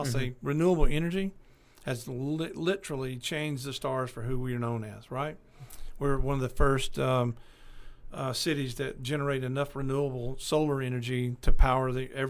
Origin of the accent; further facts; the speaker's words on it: Bakersfield, California, United States; L.A., Los Angeles, well, we're from Bakersfield. You know, and we lived in Bakersfield for several years.